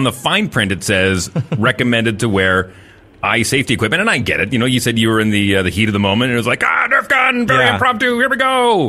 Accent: Fort McMurray, Alberta, Canada; moved away; also born or lived in Newfoundland; I'm just an adopted Newfoundlander, being born and raised in Fort McMurray.

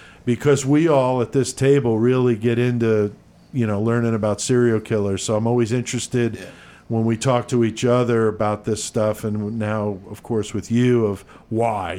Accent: Bethel, Connecticut, United States; growing up in Bethel, Connecticut

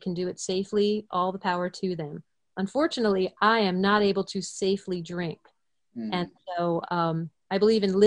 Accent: suburbs of New York City, United States; I am originally from New York. I grew up a conservative Jew in the suburbs of New York City

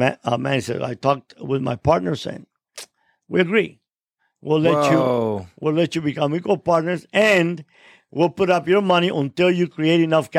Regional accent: Cuba; now in United States; there was no God when I came from Cuba, and now there's no moral.

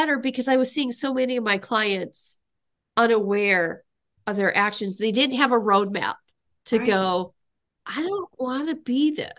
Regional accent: Midwest, United States; I'm from the Midwest.

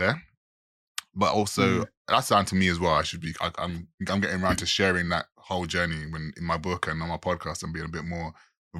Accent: Jamaica; I'm a Jamaican

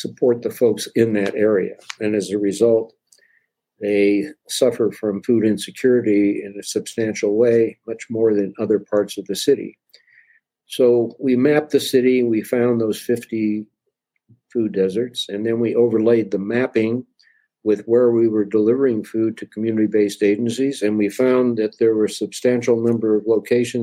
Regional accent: Denver, Colorado, United States; I was born and raised in Denver, Colorado

